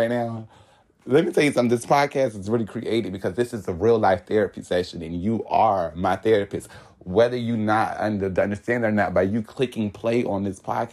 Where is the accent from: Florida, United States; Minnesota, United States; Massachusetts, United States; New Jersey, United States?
Florida, United States; Hollywood; I am from Hollywood, Florida, and I was born April 19th